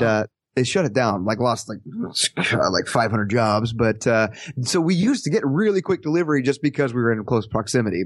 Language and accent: English; Parsons, Kansas, United States; my hometown here, Parsons, Kansas